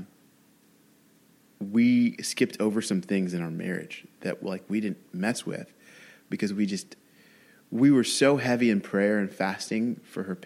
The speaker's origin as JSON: {"language": "English", "region": "Louisiana", "country": "United States", "tie": "born or raised there", "said": "I was raised in Louisiana"}